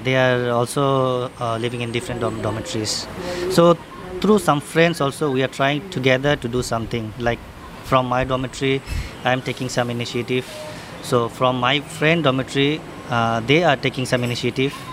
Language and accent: English; Dhaka, Dhaka Division, Bangladesh; moved away as an adult; now in Singapore; I'm from Dhaka, Bangladesh.